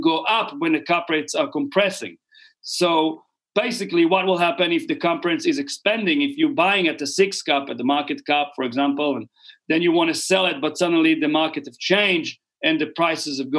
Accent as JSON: {"language": "English", "country": "Israel", "tie": "born or raised there", "moved": "as an adult", "lives_now": "New Zealand", "said": "I was born and raised in Israel."}